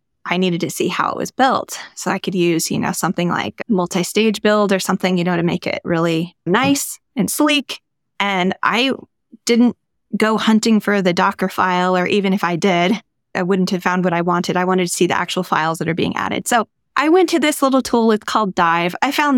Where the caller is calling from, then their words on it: Denver, Colorado, United States; I'm calling in from Denver, Colorado, and it's really cold here right now.